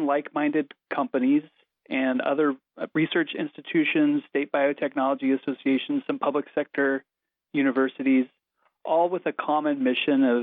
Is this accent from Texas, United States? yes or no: no; Missouri, United States; moved away as an adult; now in Washington, D.C., United States; I grew up in the Midwest in Missouri, a small town